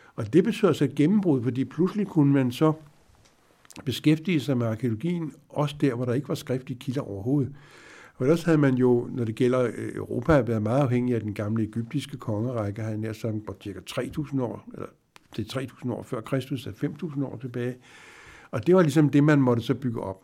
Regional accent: Denmark; vi ved jo også som, som danskere

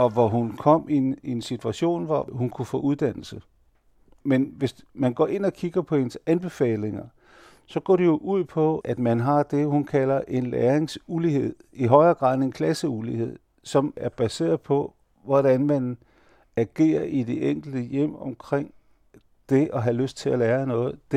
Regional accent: Denmark; Han vidste, at jeg var født og opvokset i Danmark, og jeg hele liv igennem har været dansk direktørjob, og jeg er gift med en dansker.

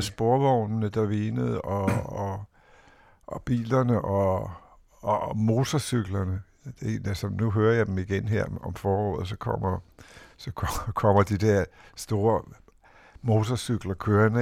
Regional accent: Copenhagen, Capital Region of Denmark, Denmark; København husker jeg som noget mørkt og modbydeligt og, og larmende

